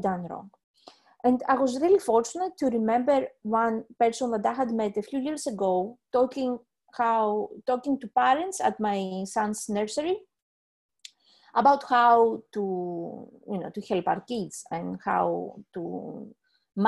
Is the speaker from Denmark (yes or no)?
no; Greece; now in Leeds, United Kingdom; I am originally from Greece. I live in the UK, in Leeds